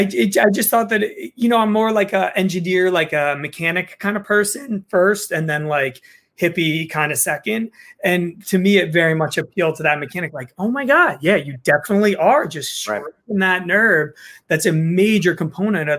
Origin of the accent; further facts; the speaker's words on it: New Jersey, United States; I'm from Jersey